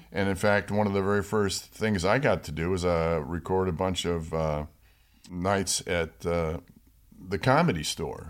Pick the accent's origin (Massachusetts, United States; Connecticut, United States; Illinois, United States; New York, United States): New York, United States; Rochester; now in Los Angeles, United States; I grew up in Rochester, New York